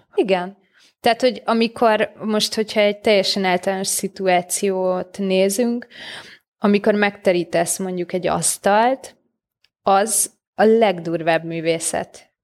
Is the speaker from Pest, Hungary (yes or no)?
yes; Solymár, Pest, Hungary; én már Solmárra születtem meg, vagy ott nőttem fel, de a szüleim nem.